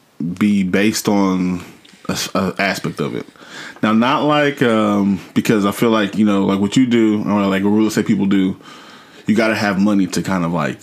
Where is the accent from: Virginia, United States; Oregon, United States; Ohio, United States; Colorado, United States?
Oregon, United States; Portland; I grew up in North Portland, right? And the neighborhood is different now, like from when I was there